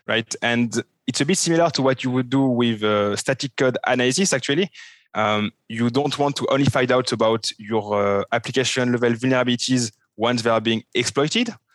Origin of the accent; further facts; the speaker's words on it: France; accent: French; English is a second language; now in Switzerland; I'm a French guy, which you can figure out from my terrible French accent. Um, I'm living in Switzerland.